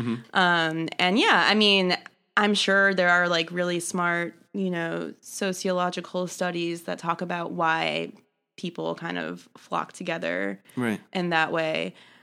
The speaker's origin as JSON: {"language": "English", "town": "Buffalo Grove", "region": "Illinois", "country": "United States", "said": "I'm from Buffalo Grove, Illinois."}